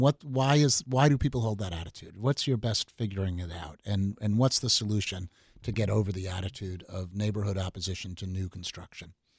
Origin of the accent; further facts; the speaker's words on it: Long Island, New York, United States; I grew up on Long Island, and so Garden City is a very nice suburb of New York City